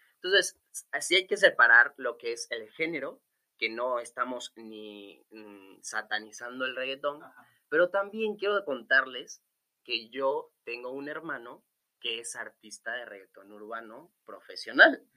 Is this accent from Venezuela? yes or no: yes; Venezuela; yo soy venezolano, soy de una cultura súper movida.